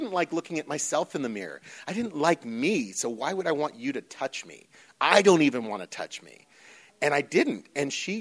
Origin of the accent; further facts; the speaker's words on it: Northern California, United States; moved away as an adult; now in Los Angeles, United States; I was born and raised in Northern California